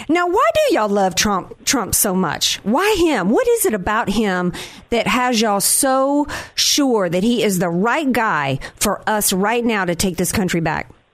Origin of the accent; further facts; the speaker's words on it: Louisiana, United States; also born or lived in North Carolina; I'm from Louisiana, I, was born in North Carolina